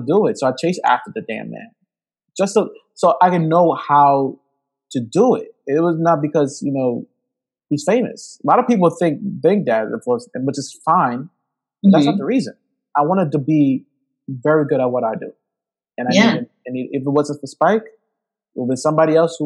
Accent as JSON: {"language": "English", "town": "New York City", "region": "New York", "country": "United States", "tie": "born or raised there", "also_born_or_lived": "Long Island / Georgetown, Guyana", "said": "I grew up in Brooklyn. I grew up in Coney Island. And then once we moved out from Coney Island all the way to Long Island, I was 18 years old"}